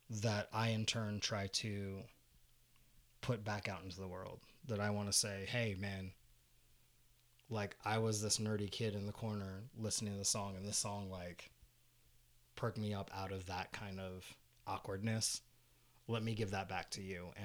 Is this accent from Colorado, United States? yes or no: no; Fountain Hills, Arizona, United States; we're both from Fountain Hills, so we got to work with that that particular group who brought me in as a singer